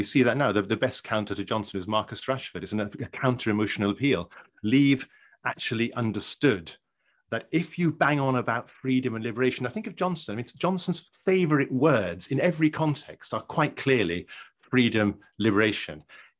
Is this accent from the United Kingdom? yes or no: yes; England, United Kingdom; because as English people, we know in our hearts that whenever we open our mouths in front of someone we don't know yet, we will instantly place them and will be placed by them